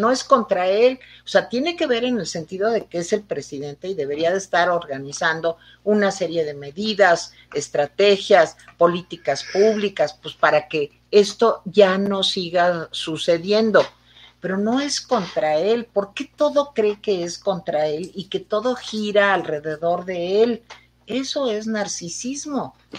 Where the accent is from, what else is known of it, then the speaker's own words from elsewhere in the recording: Mexico; Aquí todos somos mexicanos